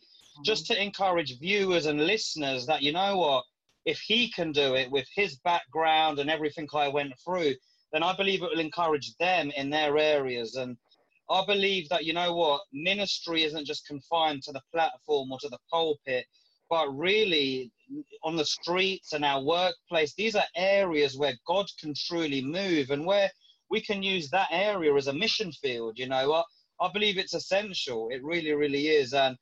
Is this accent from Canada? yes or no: no; London, United Kingdom; I left my hometown where I was living to move to another area of London